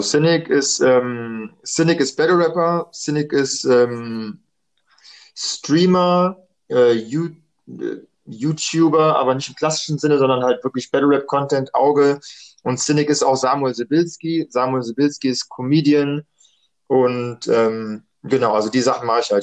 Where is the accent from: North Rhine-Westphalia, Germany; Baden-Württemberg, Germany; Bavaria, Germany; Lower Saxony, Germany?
North Rhine-Westphalia, Germany; Düsseldorf; ich bin in Düsseldorf geboren, dreiundachtzig, ähm, normal Grundschule gemacht, dann Gymnasium